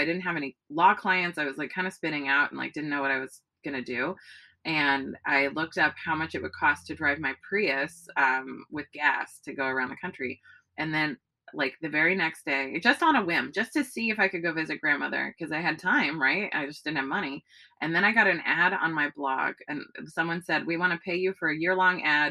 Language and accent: English; Bay Area, California, United States; also born or lived in New York; now in Los Angeles, United States; I grew up in the Bay Area